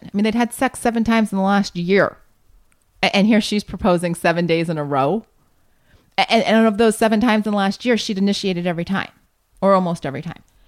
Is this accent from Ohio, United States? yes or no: yes; Columbus, Ohio, United States; moved away as an adult; now in California, United States; that's my home, home territory there growing up in Columbus, Ohio